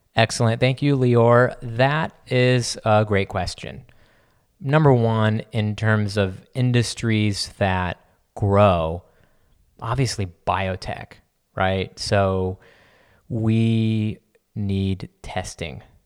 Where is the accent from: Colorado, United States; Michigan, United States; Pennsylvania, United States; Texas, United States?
Texas, United States; San Antonio; I grew up in San Antonio